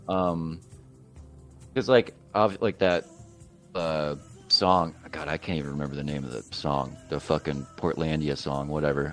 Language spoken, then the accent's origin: English; Florence, South Carolina, United States; the family home I grew up in in Florence, South Carolina, was foreclosed on